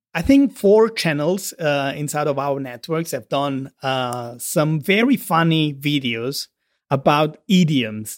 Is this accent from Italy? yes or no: yes; Southern Italy, Italy; accent: Mediterranean; English is a second language; I'm Italian, I'm from the South